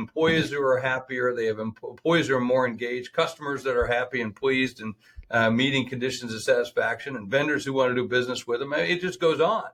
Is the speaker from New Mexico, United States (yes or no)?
no; Sioux Falls, South Dakota, United States; my hometown of Sioux Falls